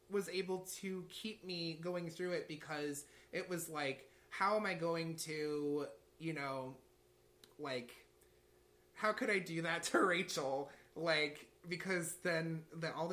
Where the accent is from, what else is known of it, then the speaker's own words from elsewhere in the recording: St. Louis, Missouri, United States; when i went to mizzou that was a far distance from st louis